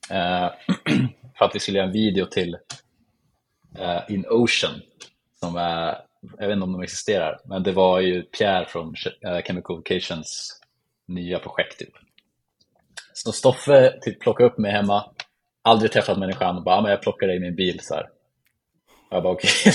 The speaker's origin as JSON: {"language": "Swedish", "town": "Eskilstuna", "region": "Södermanland", "country": "Sweden", "tie": "born or raised there", "said": "så jag bor och är uppväxt i Eskilstuna som ligger typ en timme utanför Stockholm"}